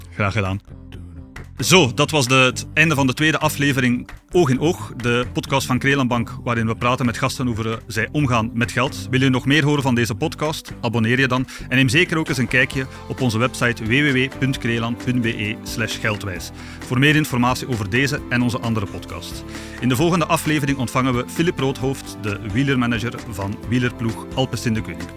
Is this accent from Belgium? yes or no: yes; Aalst, Flanders, Belgium; accent: Aalsters; we zijn allebei van het Aalsters